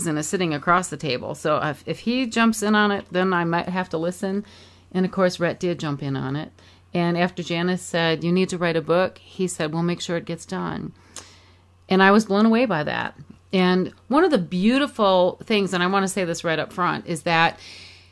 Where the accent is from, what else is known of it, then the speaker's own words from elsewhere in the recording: Michigan, United States; I grew up in Michigan